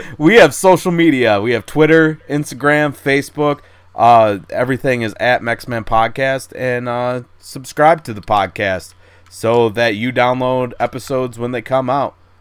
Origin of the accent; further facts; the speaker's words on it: Minnesota, United States; accent: Midwestern; I'm Minnesotan